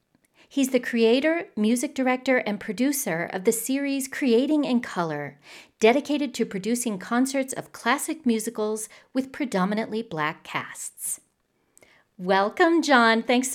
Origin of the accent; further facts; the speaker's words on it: Richmond, Indiana, United States; moved away; we're both natives of Richmond, both have moved away from Richmond, but still maintain really strong ties to our hometown.